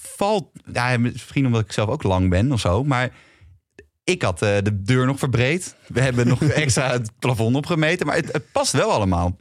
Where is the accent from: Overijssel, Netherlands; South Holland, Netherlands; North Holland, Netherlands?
North Holland, Netherlands; Amsterdam; ik kom uit Amsterdam